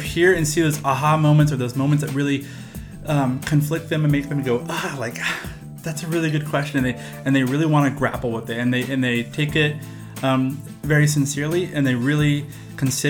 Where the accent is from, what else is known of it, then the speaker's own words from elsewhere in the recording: Arcata, California, United States; I'm from Arcata, California.